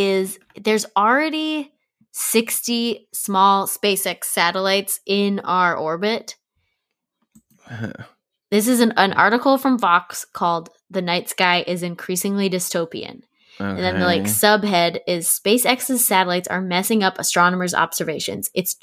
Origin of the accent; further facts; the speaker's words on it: Maryland, United States; Kind of everywhere, but mostly Maryland.